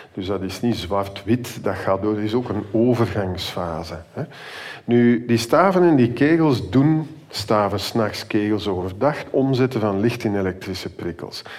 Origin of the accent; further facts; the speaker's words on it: Antwerp, Flanders, Belgium; now in Ghent, Belgium; Gelukkig ben ik in de stad, waar dat ik opgegroeid ben trouwens